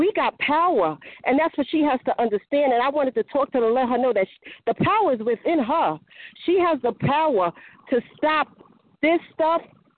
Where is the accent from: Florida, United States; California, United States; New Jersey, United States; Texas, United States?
New Jersey, United States; I'm from New Jersey.